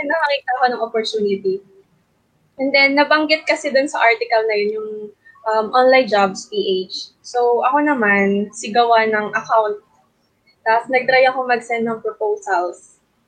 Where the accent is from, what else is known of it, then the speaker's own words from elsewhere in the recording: Romblon, Mimaropa, Philippines; moved away as an adult; now in Manila, Philippines; I'm originally from Romblon, pero nandito na kami sa Manila nung nag-start, nag, start nag aral ako ng college.